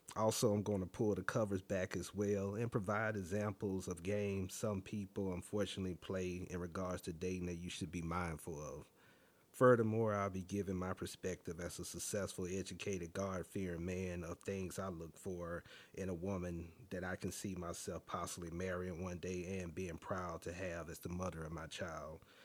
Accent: Alabama, United States; now in Washington, D.C., United States; born and raised in Alabama, but I live in multiple other cities as well and currently reside in Washington, D C.

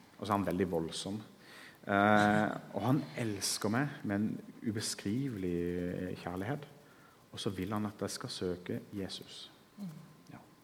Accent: Kristiansand, Agder, Norway; Jeg vokste opp her på Sønn

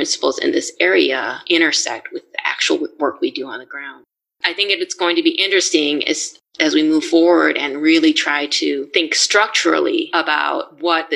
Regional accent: Chicago area, Illinois, United States; I'm from the Chicago area, came from a pretty diverse town and sort of region right outside of Chicago

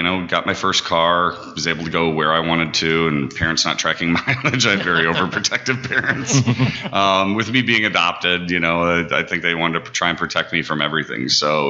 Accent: Libertyville, Illinois, United States; moved away as an adult; now in Kenosha, United States; I grew up in Libertyville, Illinois, right over the border.

